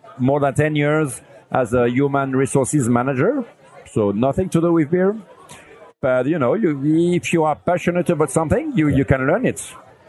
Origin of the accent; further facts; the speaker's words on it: Lille, Hauts-de-France, France; I'm from Lille, from northern France.